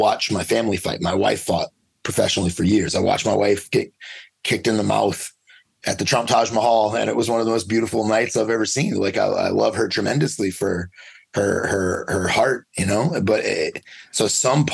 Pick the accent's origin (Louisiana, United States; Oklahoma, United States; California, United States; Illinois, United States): Louisiana, United States; I grew up in Louisiana, and it was just, dogfighting was just part of the life